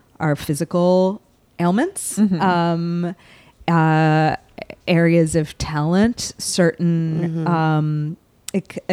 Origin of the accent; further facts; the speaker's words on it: Salem, Massachusetts, United States; I am from Salem, Massachusetts